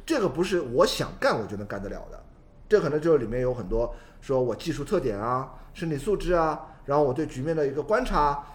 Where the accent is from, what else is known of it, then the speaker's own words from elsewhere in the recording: China; 我们中国人的说法